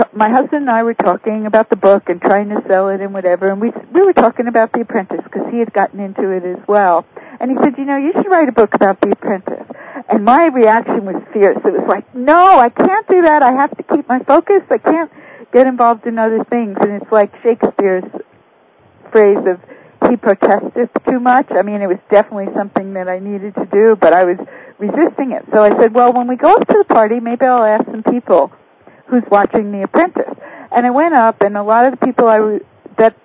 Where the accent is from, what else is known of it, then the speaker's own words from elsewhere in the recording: New York City, New York, United States; I come from New York City